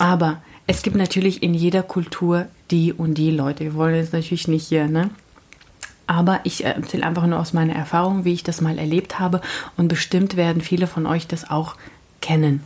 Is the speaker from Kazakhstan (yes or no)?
yes; Kazakhstan; now in Germany; aus Kasachstan und Russisch